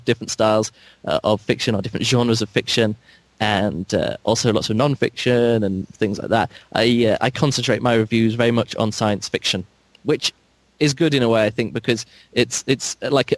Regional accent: England, United Kingdom; I'm from England

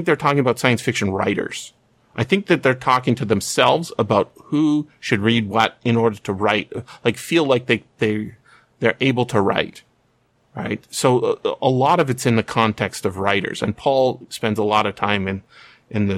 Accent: British Columbia, Canada; I'm a British Columbian.

